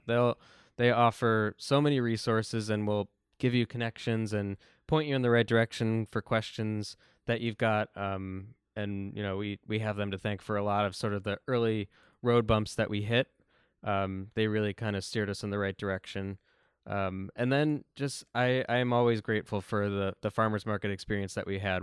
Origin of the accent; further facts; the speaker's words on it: Buffalo, New York, United States; growing up in South Buffalo